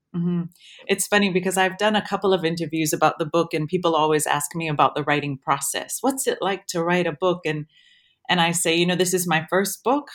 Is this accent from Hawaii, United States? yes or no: yes; Waimea, Hawaii, United States; moved away as an adult; now in Wellington, New Zealand; I'm from Waimea, um, on the Big Island, and so Mauna Kea is my mountain